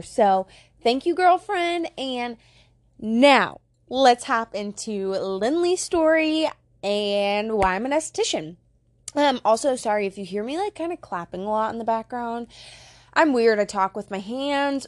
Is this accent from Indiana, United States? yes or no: no; Fremont, Nebraska, United States; Fremont, my hometown.